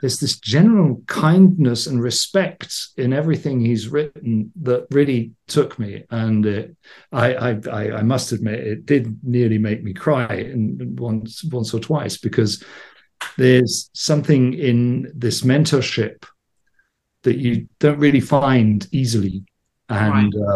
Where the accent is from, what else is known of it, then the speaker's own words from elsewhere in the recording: England, United Kingdom; I grew up in England in the '70s